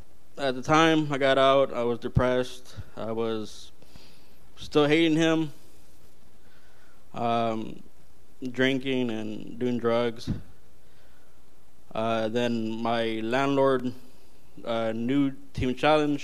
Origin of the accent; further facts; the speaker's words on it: California, United States; I'm based from California